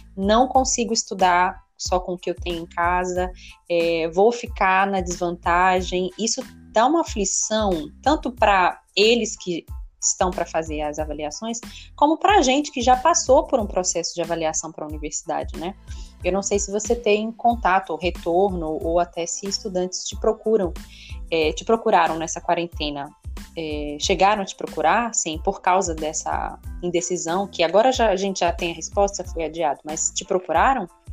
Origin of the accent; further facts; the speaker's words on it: Brazil; como cidadã, como brasileira